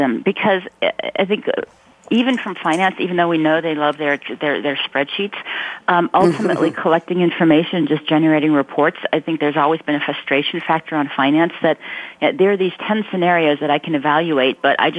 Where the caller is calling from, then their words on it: Mountain View, California, United States; I am calling from Mountain View, home of Google.